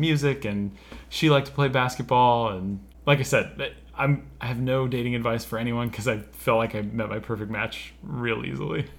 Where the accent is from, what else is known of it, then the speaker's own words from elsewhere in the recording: Minden, Nevada, United States; I grew up in a small town in northern Nevada called Minden